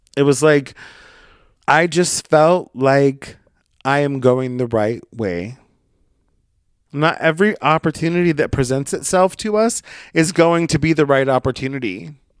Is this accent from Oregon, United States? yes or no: yes; Brookings, Oregon, United States; moved away; my hometown, and I'll just let you Google Brookings, Oregon